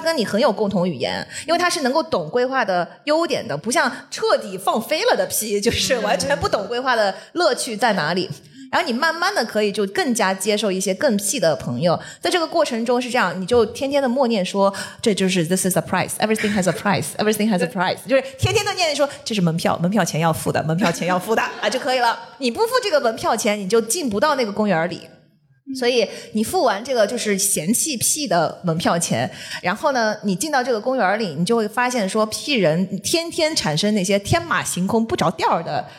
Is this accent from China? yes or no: yes; China; moved away as an adult; also born or lived in Shanghai, China / Michigan, United States; 我从小是在一个小镇长大的，然后就一个非常单纯的地方